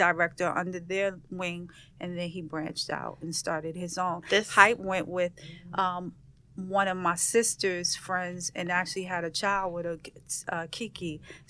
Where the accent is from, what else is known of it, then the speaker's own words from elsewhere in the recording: New York City, New York, United States; I'm from Brooklyn.